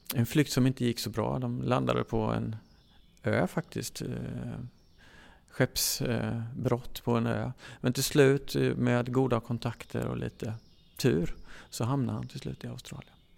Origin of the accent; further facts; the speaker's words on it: Sweden; som svensk